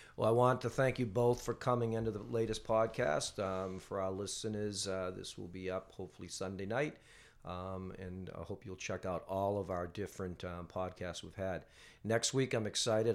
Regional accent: North Andover, Massachusetts, United States; I was from North Andover

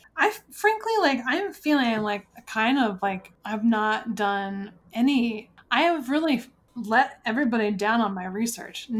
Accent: United States; as an American

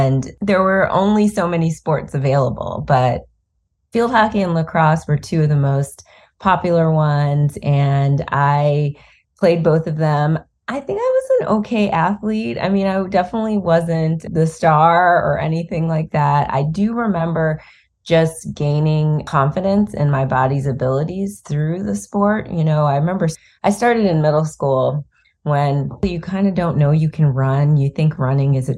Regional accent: Cleveland, Ohio, United States; we're both from Cleveland

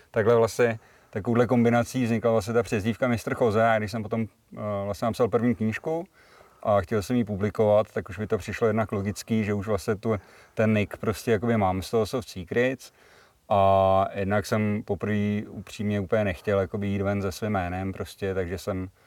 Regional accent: Plzen, Plzeň Region, Czechia; Uh, už nebydlím v Plzni, ale jsem tam hrozně rád. Mám to kousek

